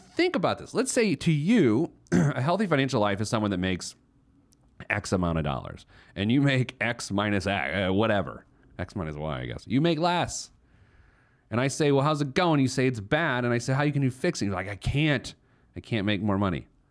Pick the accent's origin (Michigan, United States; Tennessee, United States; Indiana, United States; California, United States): Indiana, United States; Indianapolis